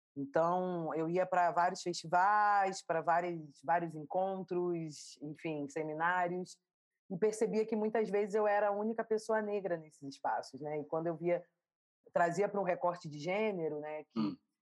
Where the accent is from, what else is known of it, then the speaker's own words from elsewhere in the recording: Rio de Janeiro, Brazil; accent: carioca; Eu nasci no Rio de Janeiro